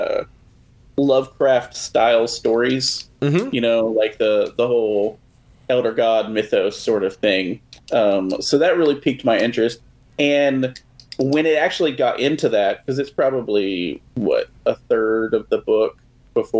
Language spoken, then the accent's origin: English; Texas, United States; we're from Texas